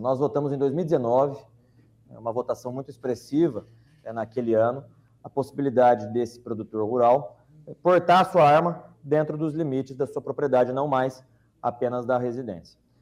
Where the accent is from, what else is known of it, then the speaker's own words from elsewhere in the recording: Londrina, Paraná, Brazil; na cidade de Londrina, minha cidade natal